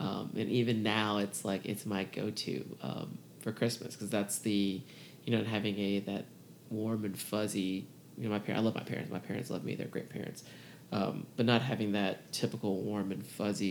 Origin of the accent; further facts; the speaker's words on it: Atlanta, Georgia, United States; also born or lived in Baton Rouge, Louisiana; I lived there until I was six and then moved to Atlanta. So, I mean, Atlanta is home, but I was born in Baton